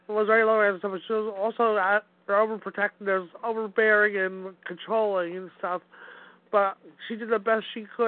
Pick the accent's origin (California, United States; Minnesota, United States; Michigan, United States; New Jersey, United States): New Jersey, United States; Wayne; I'm from beautiful Wayne, New Jersey. My hometown where I was born and raised.